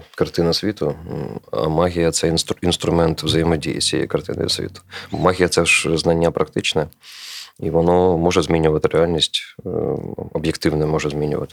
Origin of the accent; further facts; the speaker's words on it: Kharkiv, Kharkiv Oblast, Ukraine; moved away; я з Харкова